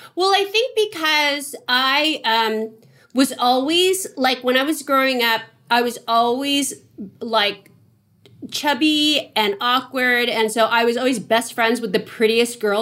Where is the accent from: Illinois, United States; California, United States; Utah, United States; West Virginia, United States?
California, United States; San Francisco; moved away; I came from San Francisco